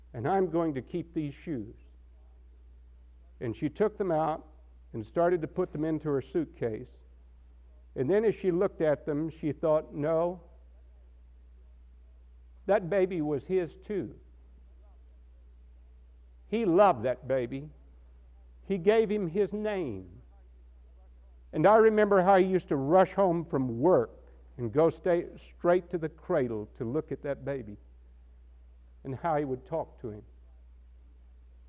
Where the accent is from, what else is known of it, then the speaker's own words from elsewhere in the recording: Texas, United States; now in Asheville, United States; I come from Texas